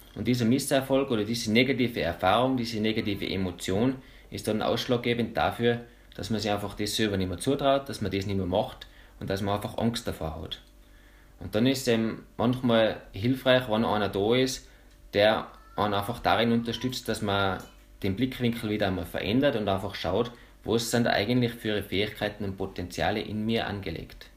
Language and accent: German; Bramberg am Wildkogel, Salzburg, Austria; ich komme von Bramberg, bin jetzt 29